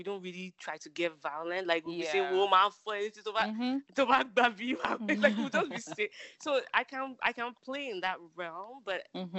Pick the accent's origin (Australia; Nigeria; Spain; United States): Nigeria; Lagos; I'm an area girl. Like, I have that in me. Like, my grandmother lived in Surulere area. Like, I grew up in Akoka.